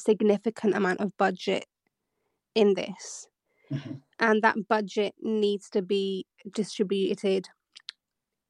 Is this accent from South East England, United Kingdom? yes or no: no; Bradford, Yorkshire and the Humber, United Kingdom; moved away as an adult; now in London, United Kingdom; I'm from the north, so it's like I'm from Bradford originally. Then you're trying to move to London